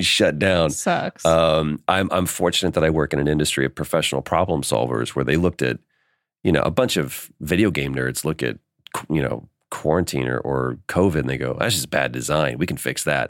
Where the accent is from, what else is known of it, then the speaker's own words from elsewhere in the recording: Dallas, Texas, United States; moved away as an adult; now in Los Angeles, United States; we're both from Texas. We both um, uh, grew up in Dallas and we moved out to LA within weeks of each other.